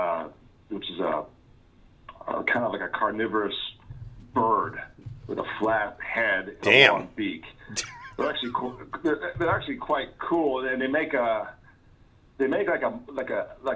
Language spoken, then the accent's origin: English; United States; moved away as an adult; now in Australia; I'm from America